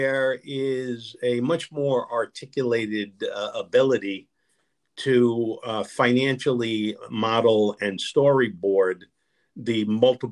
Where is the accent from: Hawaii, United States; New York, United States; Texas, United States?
New York, United States; New York City; growing up in Brooklyn